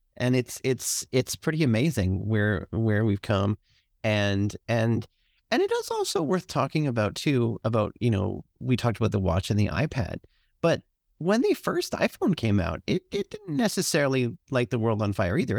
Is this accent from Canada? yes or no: yes; Canada; I'm Canadian